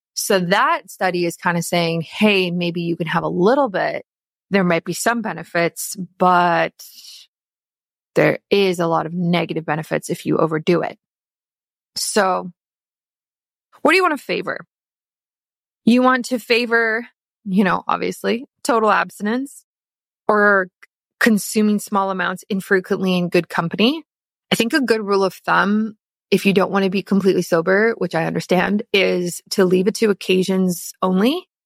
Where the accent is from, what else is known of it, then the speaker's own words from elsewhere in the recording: South Africa; now in Canada; I am South African